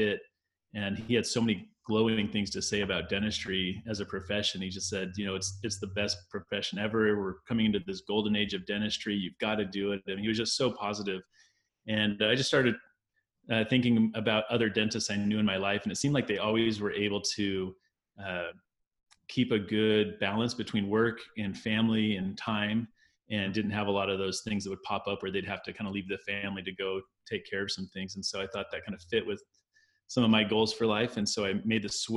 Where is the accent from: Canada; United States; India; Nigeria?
United States; Arizona; I grew up in Arizona